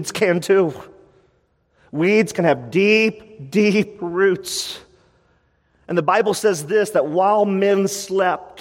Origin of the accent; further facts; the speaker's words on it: United States; as an American church